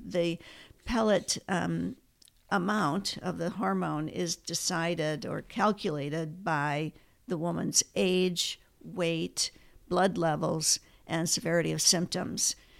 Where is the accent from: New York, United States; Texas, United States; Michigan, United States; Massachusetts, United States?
Michigan, United States; Ann Arbor; moved away as an adult; also born or lived in Minnesota; now in Fresno, United States; I grew up in Ann Arbor, Michigan